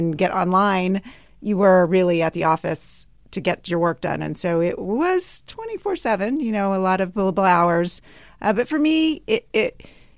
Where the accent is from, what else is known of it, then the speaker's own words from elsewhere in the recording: Sugar Land, Texas, United States; I grew up in Sugar Land, Texas